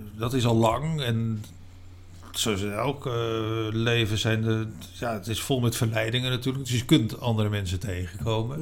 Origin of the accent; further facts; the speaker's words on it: Utrecht, Netherlands; moved away as an adult; also born or lived in Rotterdam / Spain; Ik kom uit Utrecht, heb in Rotterdam gewoond en daarna in Spanje.